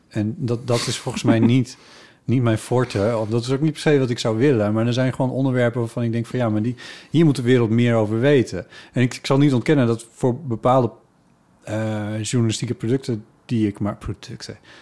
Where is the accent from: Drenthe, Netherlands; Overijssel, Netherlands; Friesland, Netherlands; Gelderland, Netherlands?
Friesland, Netherlands; moved away; waar ik opgegroeid ben, dat het daar Ivige Leerne heet